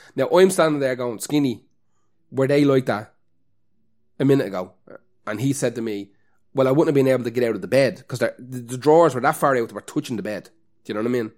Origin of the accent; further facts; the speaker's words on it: Ireland; as an Irish person